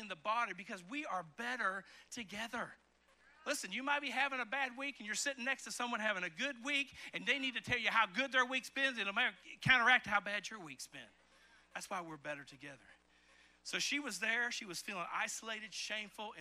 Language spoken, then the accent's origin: English; eastern Kentucky, United States; also born or lived in Chicago, Illinois; I moved in the fifth grade from Chicago, Illinois, where the houses were right next to each other, to the country out in Kentucky, in eastern Kentucky